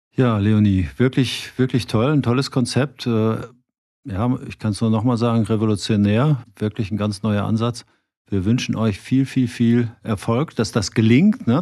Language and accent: German; Cologne, North Rhine-Westphalia, Germany; wie wir in Köln immer so schön sagen